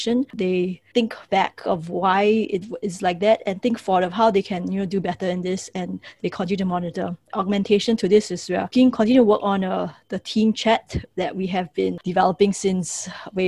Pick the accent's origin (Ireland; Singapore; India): Singapore; so I'm from Singapore, and many of the schools that we have